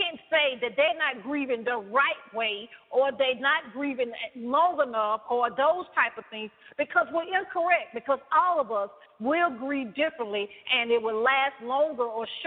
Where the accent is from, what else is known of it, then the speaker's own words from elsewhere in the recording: the South, United States; I'm from the South, as you can tell